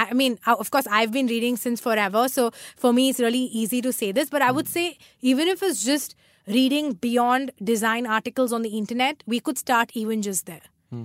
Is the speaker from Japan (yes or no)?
no; South India, India; English is a second language; because I'm South Indian.